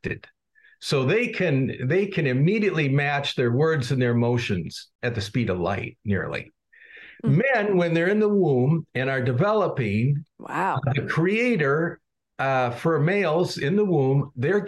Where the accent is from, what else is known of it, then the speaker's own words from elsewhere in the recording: Chicago, Illinois, United States; I'm from Chicago